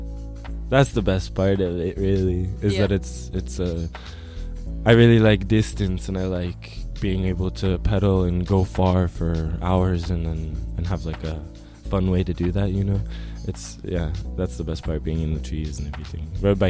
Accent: Flagstaff, Arizona, United States; Because some people, I think, like the community I grew up with in Flagstaff, the group of friends that I had, we weren't necessarily rule followers

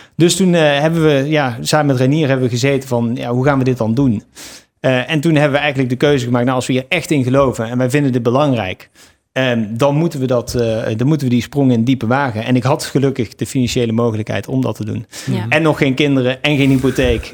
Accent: Eindhoven, North Brabant, Netherlands; moved away as an adult; also born or lived in Nijmegen; ik ben geboren in Eindhoven, opgegroeid in een klein dorpje

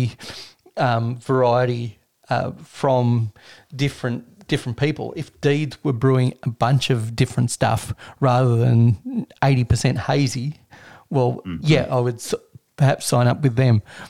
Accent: Australia; as an Australian

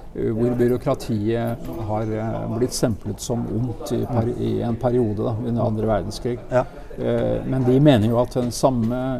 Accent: Norway; jeg kom fra Norge

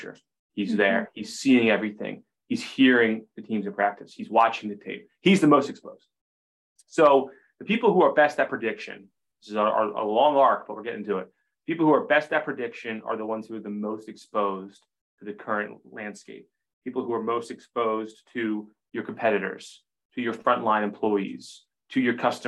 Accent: Maine, United States; 12-year-old boy growing up in Maine

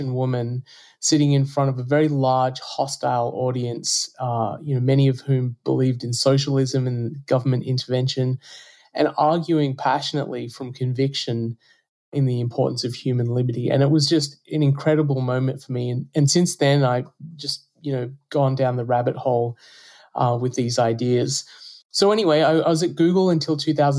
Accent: Australia; moved away as an adult; now in United States; You can probably tell from my accent that I'm not from the US. I'm from Australia originally, although I'm a US citizen now. I came to the US to do a PhD in computer science

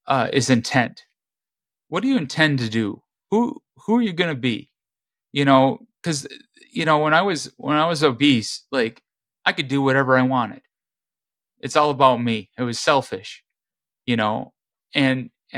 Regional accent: Midwest, United States; growing up in the Midwest

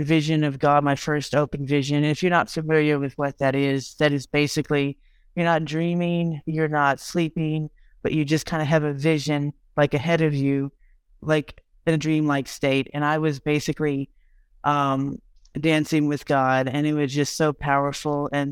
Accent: Texas, United States; I'm from Texas

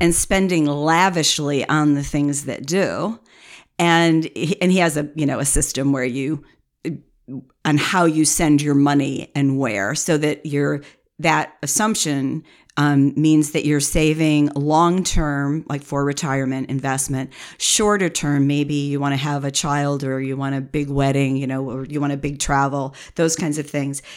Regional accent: United States; we're Americans

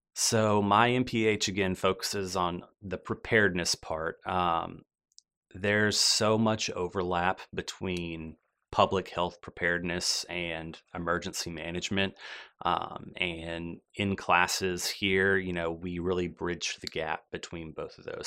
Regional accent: Birmingham, Alabama, United States; also born or lived in Meridian, Mississippi; I grew up here in the Birmingham area

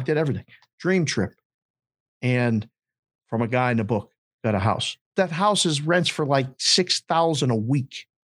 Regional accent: Pittsburgh, Pennsylvania, United States; moved away as an adult; also born or lived in Curacao / Phoenix; I'm a kid from Pittsburgh

